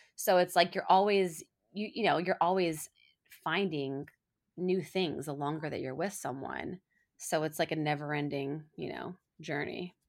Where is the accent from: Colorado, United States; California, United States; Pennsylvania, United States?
Colorado, United States; moved away; we're both from Colorado, we went to the same high school